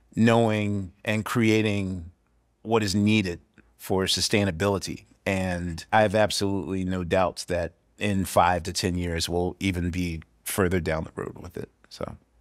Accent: Philadelphia, Pennsylvania, United States; I'm from Philadelphia

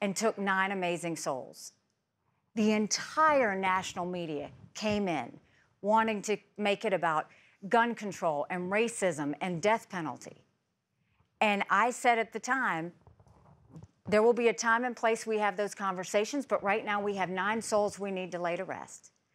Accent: South Carolina, United States; born or raised there

